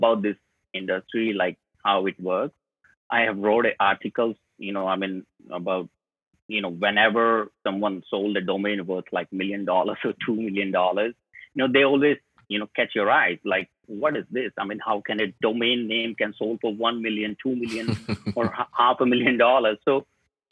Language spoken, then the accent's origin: English; New Delhi, Delhi, India; I'm from India, New Delhi, the capital.